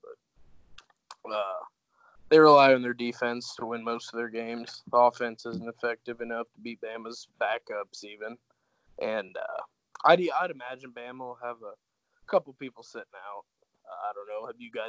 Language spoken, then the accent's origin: English; Indiana, United States; I'm actually from Indiana.